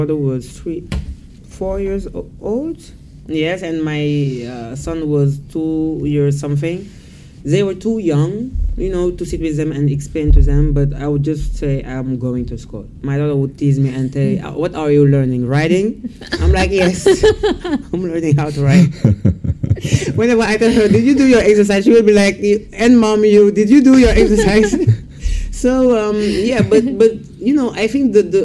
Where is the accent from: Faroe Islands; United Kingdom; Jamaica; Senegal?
Senegal; moved away as an adult; now in France; I was born and raised in Senegal.